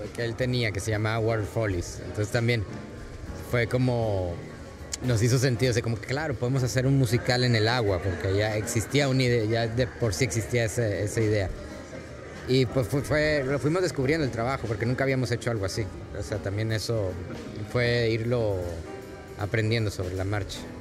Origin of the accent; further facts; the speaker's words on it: Mexico; Yo soy mexicano